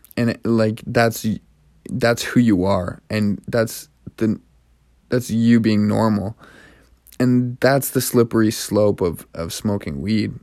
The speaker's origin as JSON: {"language": "English", "country": "Canada", "lives_now": "Montreal, Canada", "said": "I'm from Canada"}